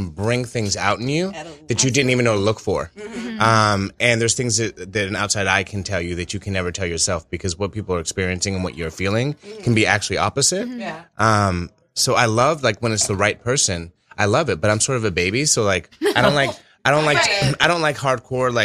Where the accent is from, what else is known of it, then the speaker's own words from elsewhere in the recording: California, United States; I'm from California